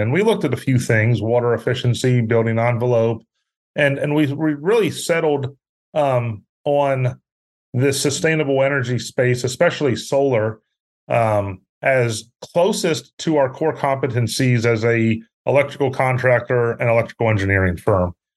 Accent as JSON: {"language": "English", "region": "Pennsylvania", "country": "United States", "tie": "born or raised there", "also_born_or_lived": "Syracuse, New York", "moved": "as an adult", "lives_now": "Houston, United States", "said": "I grew up up north in Pennsylvania. Live in Houston, Texas today."}